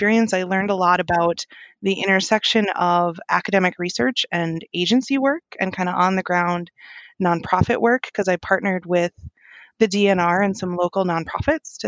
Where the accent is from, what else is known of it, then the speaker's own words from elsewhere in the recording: Mankato, Minnesota, United States; I grew up near Mankato, Minnesota